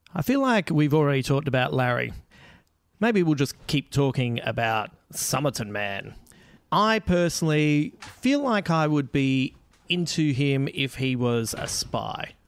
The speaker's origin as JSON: {"language": "English", "town": "Adelaide", "region": "South Australia", "country": "Australia", "tie": "born or raised there", "said": "my hometown."}